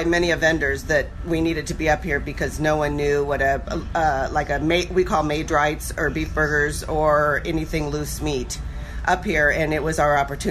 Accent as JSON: {"language": "English", "region": "Iowa", "country": "United States", "said": "I'm from Iowa."}